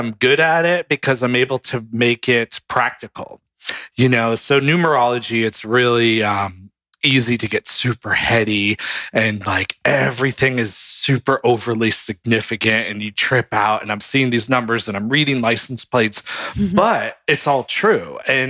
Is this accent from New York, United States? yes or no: yes; New York City, New York, United States; And my parents got involved before I was born in New York City. That was sort of his hub, and they're from New York. I'm from New York originally.